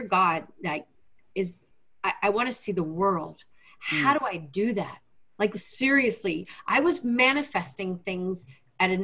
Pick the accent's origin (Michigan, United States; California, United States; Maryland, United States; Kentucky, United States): Kentucky, United States; Lexington; also born or lived in Washington, D.C.; I grew up in Lexington, Kentucky, youngest of five kids.